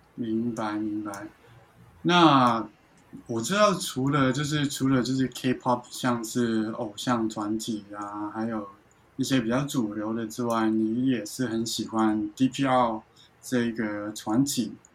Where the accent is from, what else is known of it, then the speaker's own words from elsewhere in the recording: Hong Kong; 因为我自己是香港人